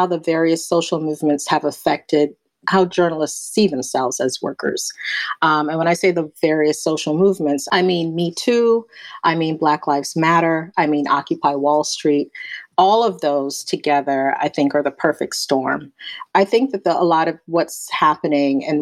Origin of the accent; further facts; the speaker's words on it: New York City, New York, United States; also born or lived in Barbados; I'm from Barbados in the Caribbean. I came to the United States when I was 9. I live in New York City now, grew up here